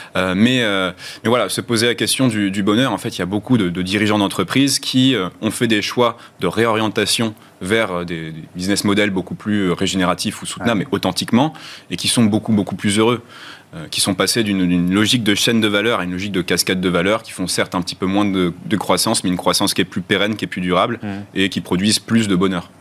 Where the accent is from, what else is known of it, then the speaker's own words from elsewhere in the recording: France; notre, ADN culturel en tant que Français